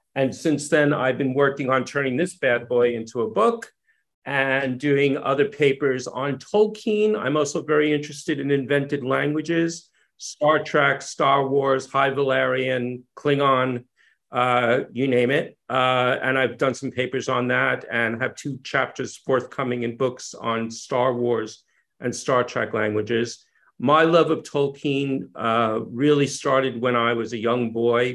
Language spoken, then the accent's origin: English; New York City, New York, United States; moved away as an adult; now in England; I grew up in New York City